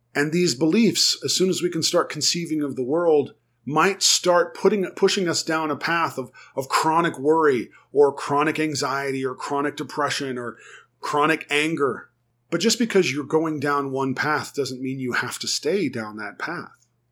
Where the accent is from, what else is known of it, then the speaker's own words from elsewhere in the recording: United States; first language English; also born or lived in Germany; I was teaching other Americans how to speak German